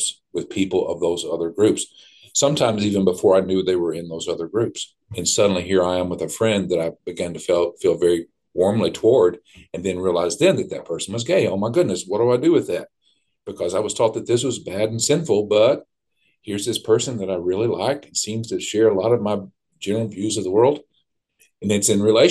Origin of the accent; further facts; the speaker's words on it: Southeast Kentucky, United States; I was raised in Southeast Kentucky, and I'm a proud hillbilly